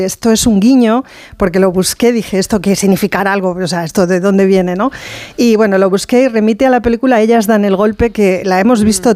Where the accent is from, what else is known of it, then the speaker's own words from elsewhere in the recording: Castilla-La Mancha, Spain; now in Madrid, Spain; como yo procedo más de la Mancha que nada